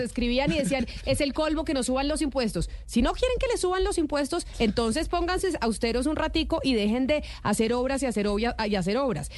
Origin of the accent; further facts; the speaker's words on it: Bogotá, Colombia; yo como bogotana, porque estoy desde Bogotá, nací en esta ciudad, amo a Bogotá